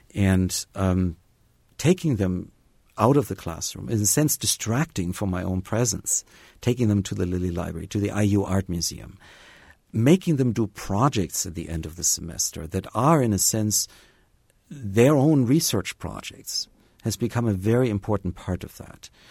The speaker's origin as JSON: {"language": "English", "region": "Bavaria", "country": "Germany", "tie": "born or raised there", "also_born_or_lived": "Tennessee / Harvard", "moved": "as an adult", "lives_now": "Bloomington, United States", "said": "I grew up in Bavaria uh, for most of my early childhood in touch with nature daily"}